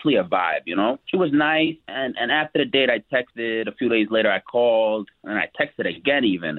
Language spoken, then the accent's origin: English; Long Island, New York, United States; accent: New York; moved away as an adult; now in Houston, United States; I'm from Long Island.